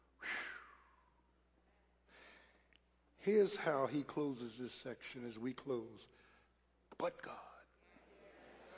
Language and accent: English; Philadelphia, Pennsylvania, United States